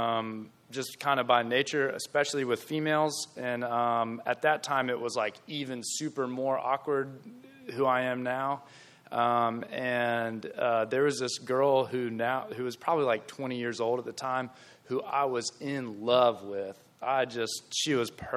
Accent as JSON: {"language": "English", "town": "Gastonia", "region": "North Carolina", "country": "United States", "said": "I'm from Gastonia."}